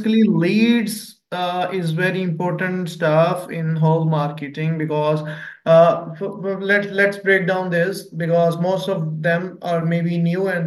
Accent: Pakistan; I'm from Pakistan

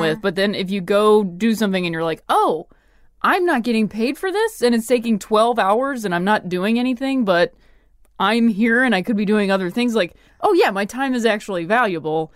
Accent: Midwest, United States; moved away as an adult; also born or lived in Ohio / Indiana / Chicago; I'm from the Midwest

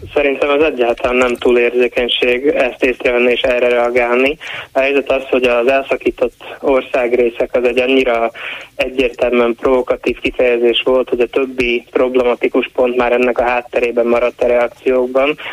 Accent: Slovakia; Én nem csak én születtem itt, hanem a szüleim, sőt a nagyszüleim és a dédszüleim is ugyanitt éltek

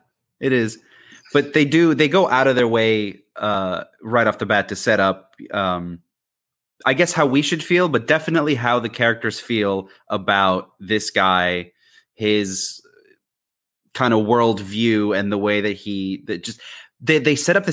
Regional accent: California, United States; We're from California

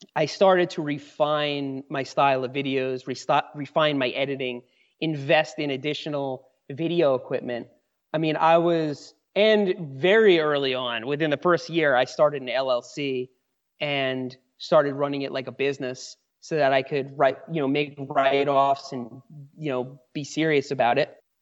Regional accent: New York, United States; moved away as an adult; now in Asheville, North Carolina, United States; I grew up in New York. That's where I spent most of my life till I was in my mid-twenties.

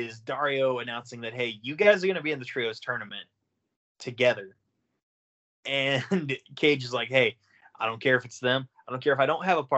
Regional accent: Oklahoma, United States; I'm a cracker from Oklahoma

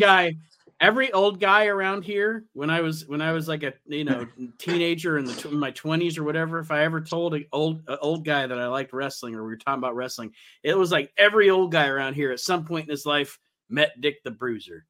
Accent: Toledo, Ohio, United States; we are actually from Toledo

